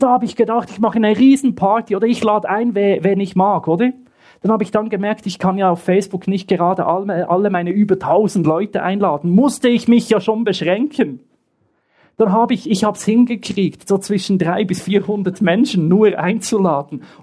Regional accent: Bern, Switzerland; born there; Ich bin im Westen der Schweiz geboren, in Bern, und kam immer zu einer Freizeit in den Osten.

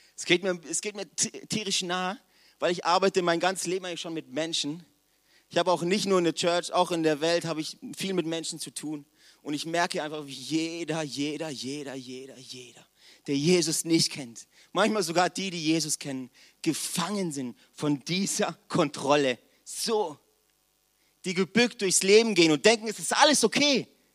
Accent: Villingen-Schwenningen, Baden-Württemberg, Germany; Ich komme aus Villingen

